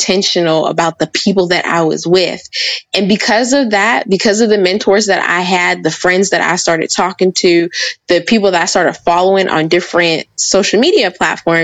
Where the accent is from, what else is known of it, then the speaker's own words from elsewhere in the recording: Pittsburgh, Pennsylvania, United States; I was born and raised in Pittsburgh